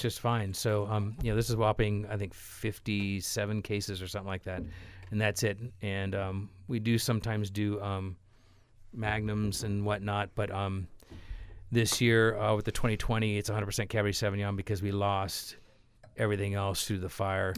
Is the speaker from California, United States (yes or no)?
yes; California, United States; I am from California